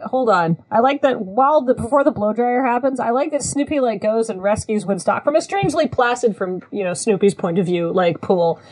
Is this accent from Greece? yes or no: no; New Zealand; I grew up in New Zealand